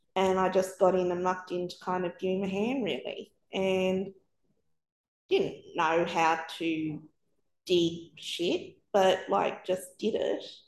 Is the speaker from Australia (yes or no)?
yes; Sydney, New South Wales, Australia; moved away as an adult; also born or lived in New Zealand / Melbourne; We'd moved around a bit. We're from Sydney.